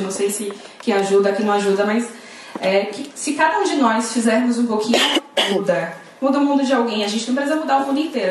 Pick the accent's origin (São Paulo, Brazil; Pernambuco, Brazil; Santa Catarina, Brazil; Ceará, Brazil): Pernambuco, Brazil; now in Salvador, Brazil; moro em Salvador, mas sou pernambucana